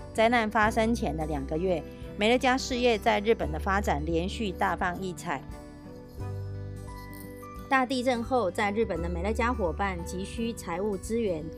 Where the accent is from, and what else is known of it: Miaoli, Miaoli County, Taiwan